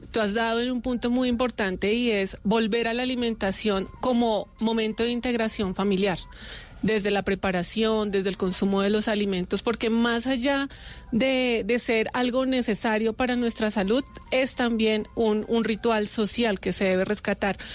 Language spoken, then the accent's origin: Spanish; Colombia; como pueblo colombiano